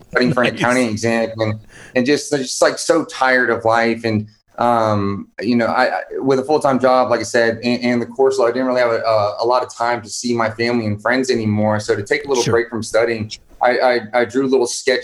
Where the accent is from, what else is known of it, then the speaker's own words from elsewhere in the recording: Houston, Texas, United States; I'm originally from Houston, Texas.